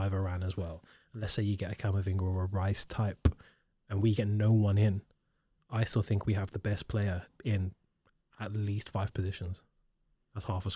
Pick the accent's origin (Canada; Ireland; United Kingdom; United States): United Kingdom; Birmingham, West Midlands; I'm from Birmingham.